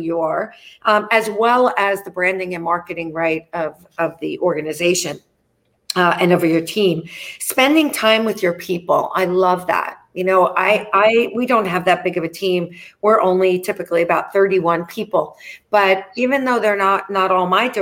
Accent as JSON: {"language": "English", "region": "New York", "country": "United States", "said": "I'm a New Yorker"}